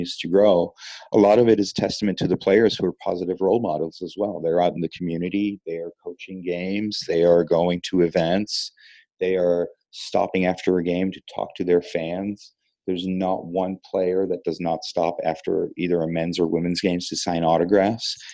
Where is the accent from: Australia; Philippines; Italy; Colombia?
Italy; moved away as an adult; also born or lived in Columbus / Boston; now in Raleigh, United States; I grew up in Italy